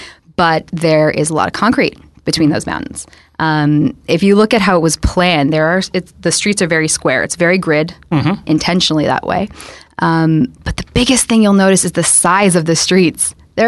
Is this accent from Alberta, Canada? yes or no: no; Toronto, Ontario, Canada; I grew up in High Park, so I'm used to being spoiled by trees and green space.